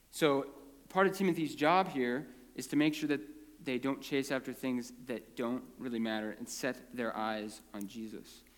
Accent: Prineville, Oregon, United States; born or raised there; also born or lived in California

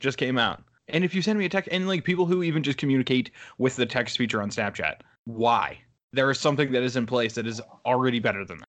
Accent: United States; moved away as an adult; also born or lived in Pittsburgh; I'm back in my hometown

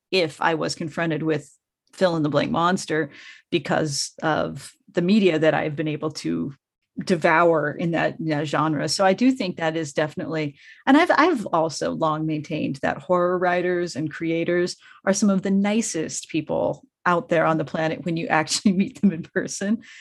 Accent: Colorado, United States; now in Los Angeles, United States; I grew up in Colorado, so my car is still extremely Coloradoized

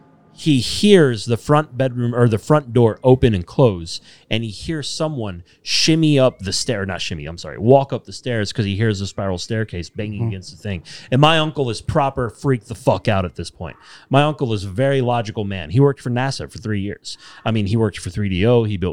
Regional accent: Texas, United States; So I'm original Texan boy.

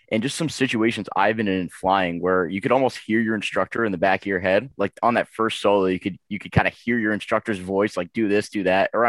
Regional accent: Boston, Massachusetts, United States; I'm from Boston, Massachusetts.

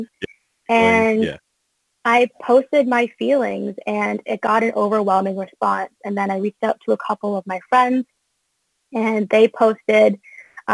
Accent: Canada; also born or lived in United States; I'm a dual citizen. Also, if people didn't know that, I'm Canadian and American.

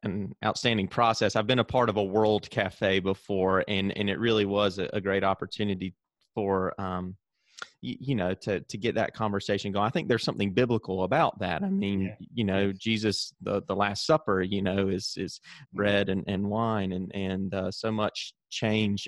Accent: the South, United States; accent: Southern; in the South, where I'm from, as again, you can tell from my accent

